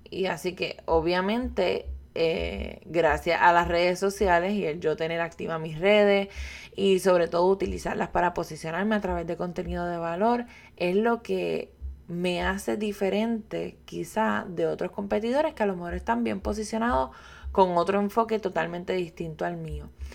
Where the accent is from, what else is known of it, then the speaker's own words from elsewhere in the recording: Puerto Rico; yo soy puertorriqueña